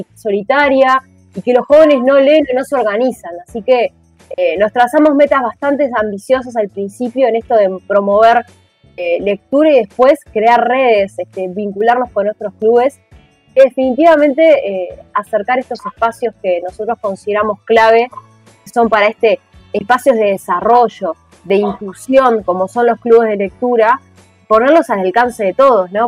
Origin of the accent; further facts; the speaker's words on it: Montevideo, Uruguay; Yo soy de La Teja, hermoso barrio de La Teja, entonces teníamos la biblioteca del centro comunal